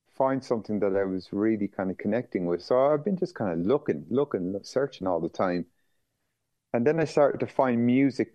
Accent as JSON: {"language": "English", "town": "Skibbereen", "region": "Munster", "country": "Ireland", "tie": "born or raised there", "said": "the town I grew up in Skibbereen"}